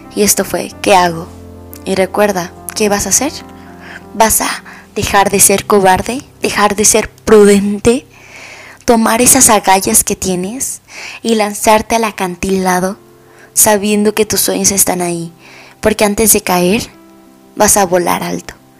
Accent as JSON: {"language": "Spanish", "country": "Mexico"}